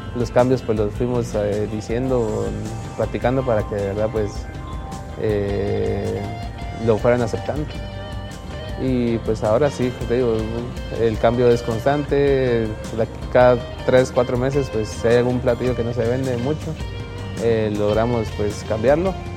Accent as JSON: {"language": "Spanish", "country": "Guatemala"}